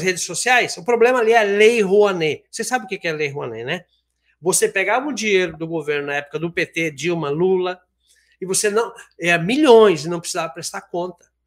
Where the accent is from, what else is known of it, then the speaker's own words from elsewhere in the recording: Brazil; na minha condição é, como brasileiro